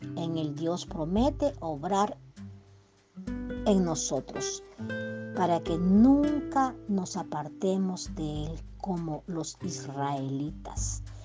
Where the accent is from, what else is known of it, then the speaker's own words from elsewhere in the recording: El Salvador; now in United States; yo soy salvadoreña, ¿verdad? Pero, pero resido en, en Estados Unidos, ¿verdad? más yo tengo que regresar a mi tierra